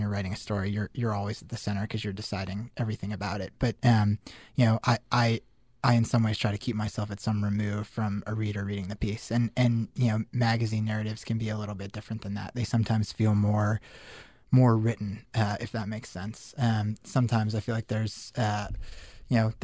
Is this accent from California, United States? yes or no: no; Denver, Colorado, United States; moved away as an adult; also born or lived in Syracuse; I grew up in Denver.